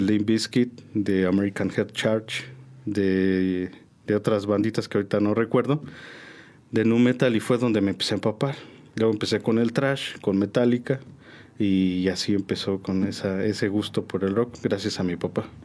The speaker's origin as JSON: {"language": "Spanish", "region": "Mexico City", "country": "Mexico", "tie": "born or raised there", "also_born_or_lived": "San Juan", "moved": "yes", "said": "Yo soy originario de la Ciudad de México, de la Gustavo Madero, De ahí soy"}